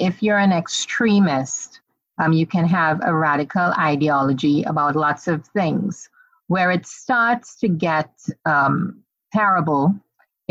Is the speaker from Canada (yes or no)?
no; Trinidad & Tobago; also born or lived in Suriname / Guyana; I am from Trinidad, although I consider myself a Caribbean woman more than anything else.